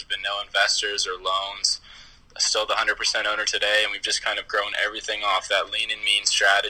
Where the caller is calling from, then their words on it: Halifax, Nova Scotia, Canada; We're chiming in from Halifax, Nova Scotia, and Canada.